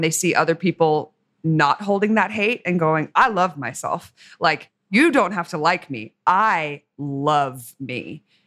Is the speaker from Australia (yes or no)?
yes; Australia; I'm Australian